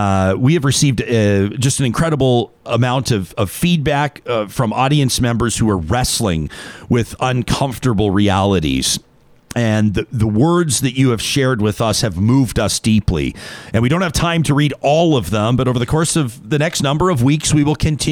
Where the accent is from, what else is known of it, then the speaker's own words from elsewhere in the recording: Canada; As both a Canadian and a member of the Catholic community, I've been reflecting in particular on the Catholic Church's role